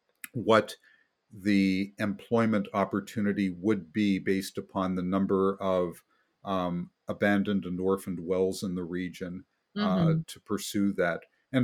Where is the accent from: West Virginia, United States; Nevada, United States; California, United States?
West Virginia, United States; born there; Back when I was born in West Virginia, the coal industry employed directly about 140,000 people